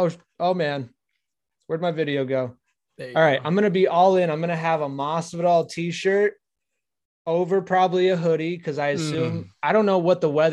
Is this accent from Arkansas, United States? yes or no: yes; Arkansas, United States; Dude, I'm from Arkansas.